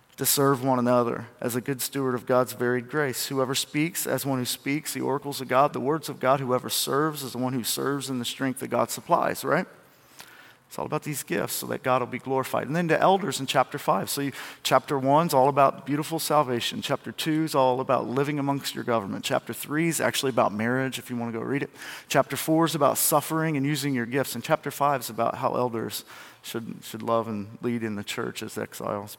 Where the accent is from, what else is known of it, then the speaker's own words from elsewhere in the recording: United States; I'm from Milamont. It's not even a town. We don't even have population